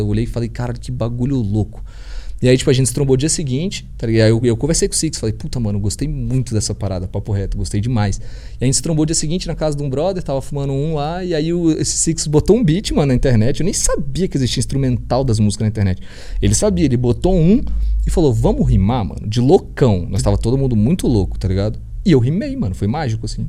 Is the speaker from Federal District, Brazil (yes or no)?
yes; Brasília, Federal District, Brazil; first language Portuguese; eu sou do Lago Norte, é nós